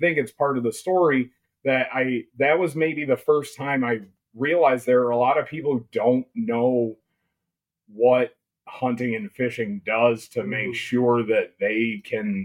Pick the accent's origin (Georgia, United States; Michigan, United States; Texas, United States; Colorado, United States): Michigan, United States; Ludington; also born or lived in Mecosta County, Michigan / Ann Arbor, Michigan; I grew up in Ludington